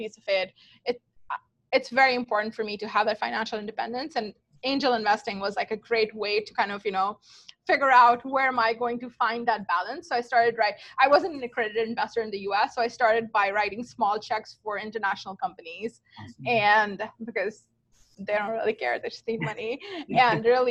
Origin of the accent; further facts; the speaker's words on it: Pakistan; moved away; I grew up in Pakistan, and I am like a lot of women of my generation in Pakistan